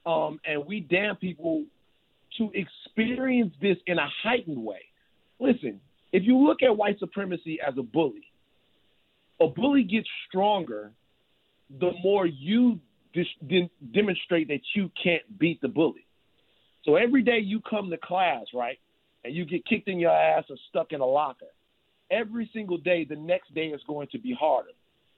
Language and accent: English; Baton Rouge, Louisiana, United States; Baton Rouge, Louisiana.